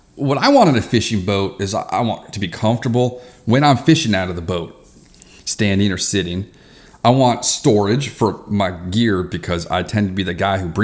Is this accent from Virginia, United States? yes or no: yes; Reston, Virginia, United States; I grew up in Reston, Virginia.